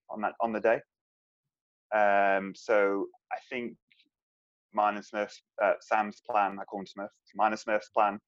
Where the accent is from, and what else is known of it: Isle of Man